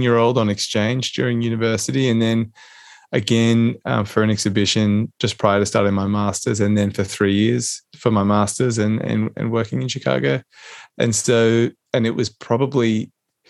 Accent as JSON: {"language": "English", "town": "Canberra", "region": "Australian Capital Territory", "country": "Australia", "tie": "born or raised there", "said": "I'm a Canberra boy. I grew up in Canberra."}